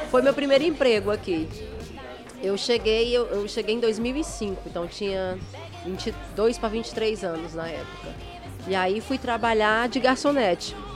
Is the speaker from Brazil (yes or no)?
yes; Ceará, Brazil; accent: Cearense; now in United Kingdom; Não, eu sou cearense mesmo e eu falo com sotaque mesmo. Minhas amigas toda vida ficam frescando comigo quando eu volto. Está, tu mora 10 anos lá na Inglaterra, tu ainda fala desse jeito?